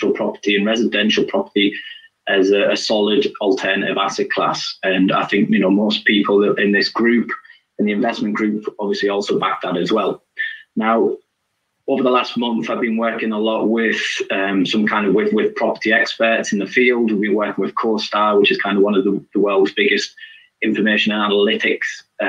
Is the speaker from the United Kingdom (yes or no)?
yes; United Kingdom; being British